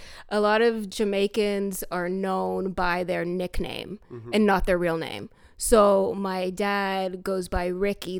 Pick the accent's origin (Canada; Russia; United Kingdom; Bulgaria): Canada; moved away as an adult; now in United States; I'm Canadian and was here on a visa and I have another visa now